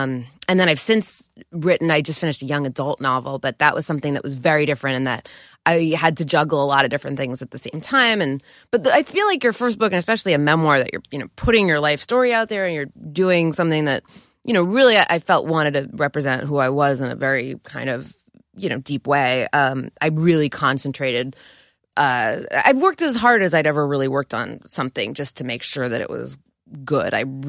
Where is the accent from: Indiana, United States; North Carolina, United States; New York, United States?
New York, United States; Scarsdale; I'm from Scarsdale, which is not cool